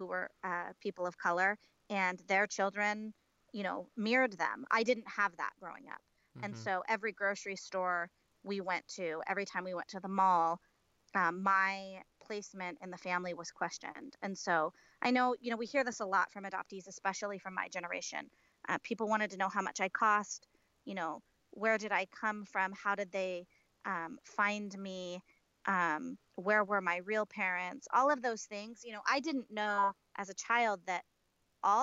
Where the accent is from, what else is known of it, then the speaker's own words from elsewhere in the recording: Portland, Oregon, United States; also born or lived in Kolkata, India; I was born in Calcutta, India, in March of 1980, and I was adopted 3 months later and grew up in Portland, Oregon.